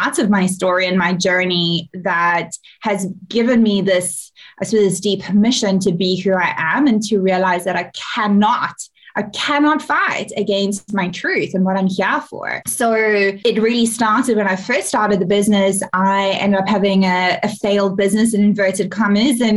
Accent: South Africa; I'm from South Africa

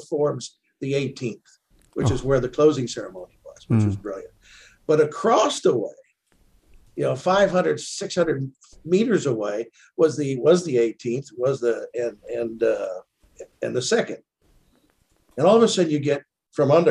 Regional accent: United States; now in South Africa; when I say I'm American, you hear it, but I'm really South African

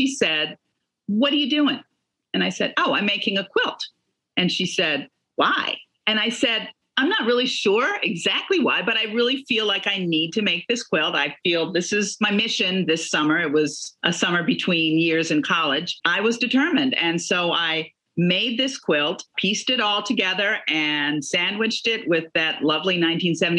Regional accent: Chicago, Illinois, United States; I grew up in Chicago

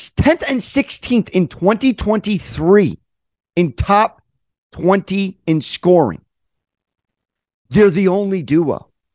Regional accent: Southern California, United States; I'm from Southern California

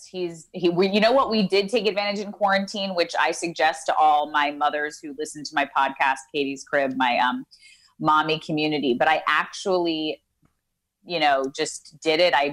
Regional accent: Ozone Park, New York, United States; moved away as an adult; now in Los Angeles, United States; I'm from Ozone Park, Queens.

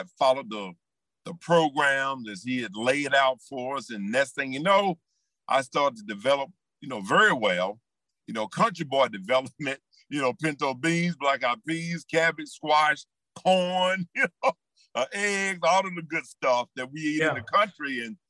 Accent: Whitestone, South Carolina, United States; Whitestone is a small place, tiny place. And not only did I come from Whitestone

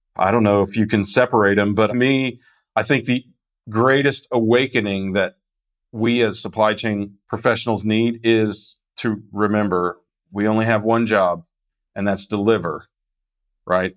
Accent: Kansas, United States; I'm from Kansas

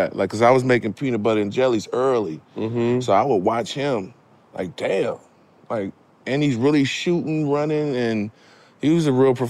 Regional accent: Baton Rouge, Louisiana, United States; I'm from Baton Rouge, Louisiana.

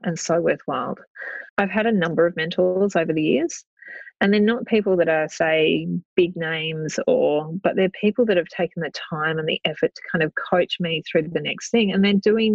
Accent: Australia; We are both in property. We're both from Australia

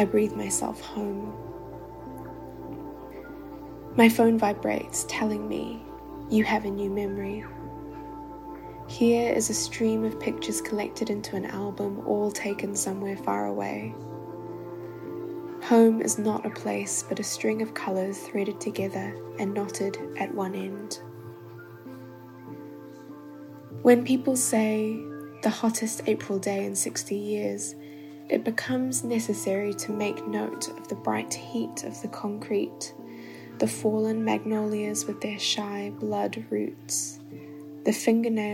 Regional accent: Wellington, New Zealand; now in London, United Kingdom; Wellington being my hometown.

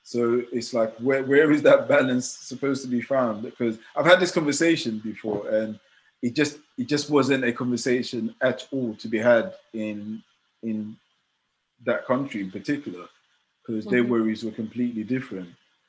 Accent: Ghana; moved away; I'm originally from Ghana

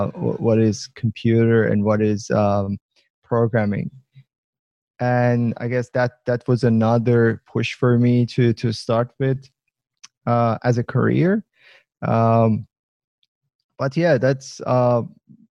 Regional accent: Iran; moved away as an adult; now in Australia; I'm originally from Iran, immigrated to Australia 6-7 years ago

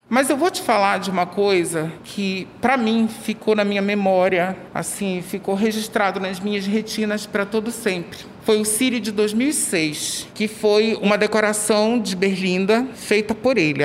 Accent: Belém, Pará, Brazil; sou paraense, nascido e criado em Belém

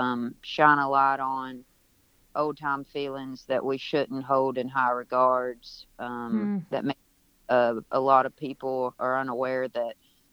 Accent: the South, United States; was born and raised in the South. It's my daily experience. I still live in a small town in Western Kentucky

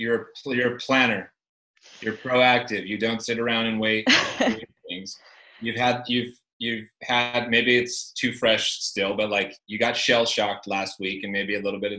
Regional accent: California, United States; We're from California.

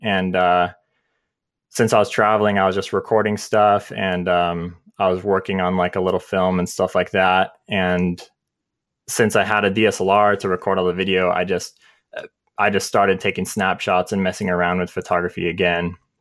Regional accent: San Diego, California, United States; moved away as an adult; now in Utah, United States; I grew up in San Diego, California, and I moved out here, uh, in twenty, twenty twelve

